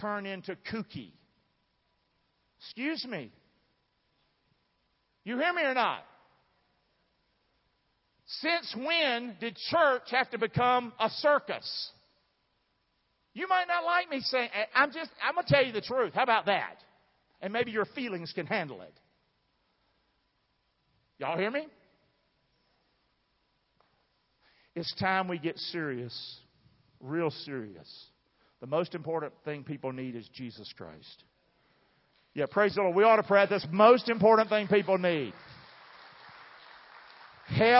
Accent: southern part of America, United States; accent: southern English; first language English; I was born in the southern part of America, so I speak southern English

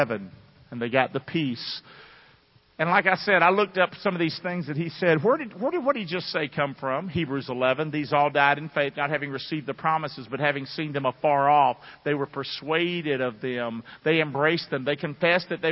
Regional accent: Rockingham, United States; I'm from Rockingham

